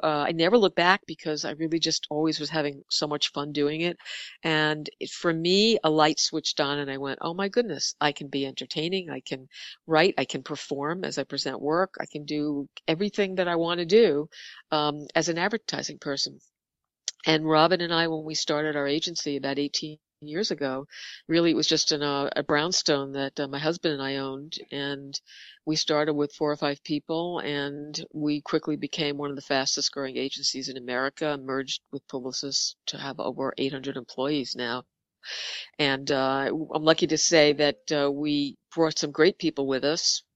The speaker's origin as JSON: {"language": "English", "town": "New York City", "region": "New York", "country": "United States", "said": "we're two girls from the Bronx who started an ad agency"}